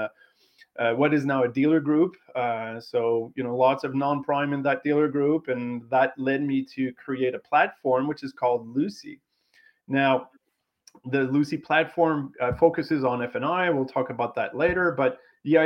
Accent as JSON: {"language": "English", "region": "Quebec", "country": "Canada", "said": "being from Quebec, as you can hear in my accent"}